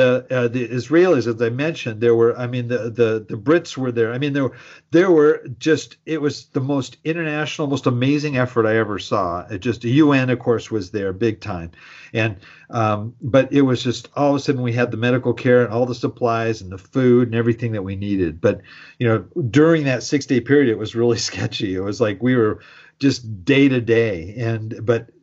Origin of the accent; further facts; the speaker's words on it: Southern California, United States; I grew up in Southern California, I'm used to earthquakes, I've had them all my life here